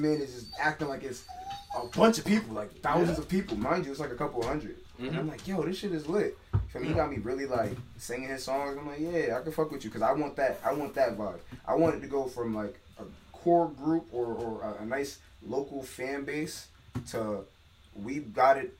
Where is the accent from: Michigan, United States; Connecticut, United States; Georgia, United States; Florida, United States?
Connecticut, United States; Hartford; I'm giving more homage to Hartford. You know what I mean? Like, that's where I'm from